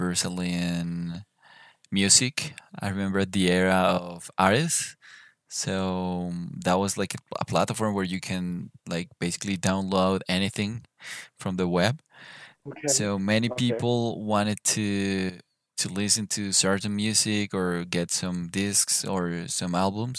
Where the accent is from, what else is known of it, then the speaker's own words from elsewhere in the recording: Bogotá, Colombia; I am from Bogota, Colombia.